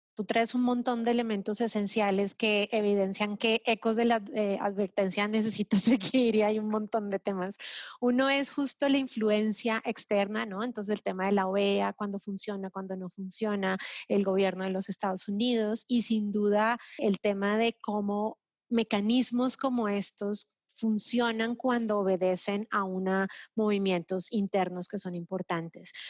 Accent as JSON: {"language": "Spanish", "country": "Colombia", "said": "yo como colombiana y compatriota también"}